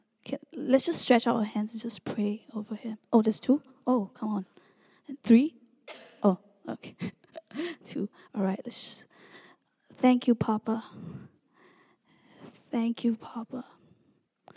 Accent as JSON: {"language": "English", "country": "Singapore", "also_born_or_lived": "Redding", "moved": "yes", "said": "I'm from Singapore"}